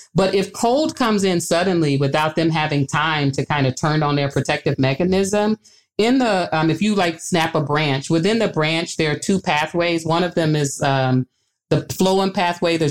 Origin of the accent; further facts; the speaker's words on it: Arkansas, United States; moved away as an adult; now in Grinnell, United States; I'm from the South too. I'm originally from Arkansas